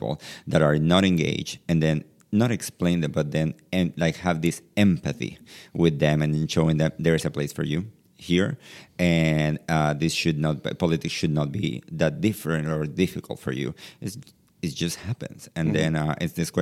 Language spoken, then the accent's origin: English; Venezuela; moved away; also born or lived in Hungary; born and raised in Latin America, in Venezuela